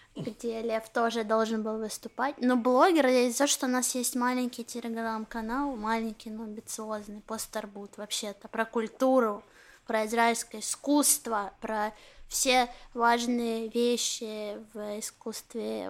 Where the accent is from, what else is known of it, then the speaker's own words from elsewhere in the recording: Ukraine; now in Israel; я украинская еврейка, говорю раджар